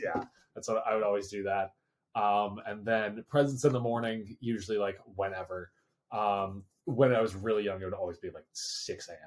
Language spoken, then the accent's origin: English; New Jersey, United States; my family lives out in uh, Western Pennsylvania, but then I grew up in Jersey